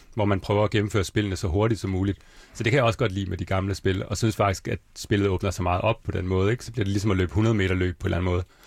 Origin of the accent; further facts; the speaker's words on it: Svendborg, Southern Denmark, Denmark; moved away; also born or lived in Bornholm; jeg er egentlig fra Svendborg, jeg er fra 83, jeg er 36 år.